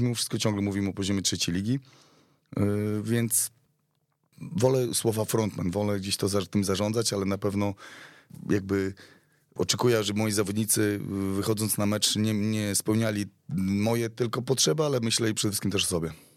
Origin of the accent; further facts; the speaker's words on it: Białystok, Podlaskie Voivodeship, Poland; wywodzę się bezpośrednio z Białego Stoku, tak, jestem podlasianinem